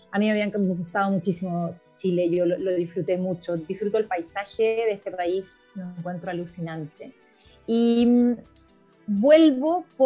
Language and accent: Spanish; Uruguay; also born or lived in Argentina; Así que mi mamá fue a Argentina, nací en Argentina y a las dos semanas volví a Uruguay. Así que en estricto rigor yo debería ser uruguaya, pero tengo pasaporte argentino como todo el resto de la familia.